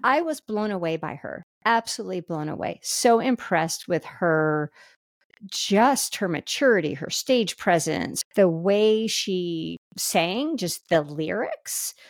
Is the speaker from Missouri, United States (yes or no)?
yes; Kansas City, Missouri, United States; we're from Kansas City.